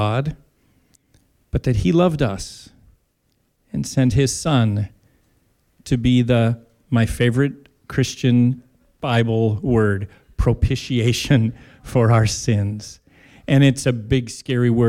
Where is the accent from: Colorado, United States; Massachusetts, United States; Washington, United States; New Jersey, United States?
Washington, United States; Tri-Cities, southeastern; I grew up in southeastern Washington in the Tri-Cities